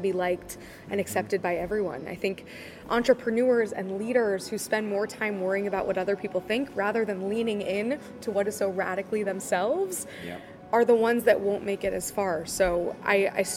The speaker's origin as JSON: {"language": "English", "town": "Wichita", "region": "Kansas", "country": "United States", "tie": "born or raised there", "said": "My story goes back to growing up in the Midwest. I'm from Wichita, Kansas, just like Dorothy"}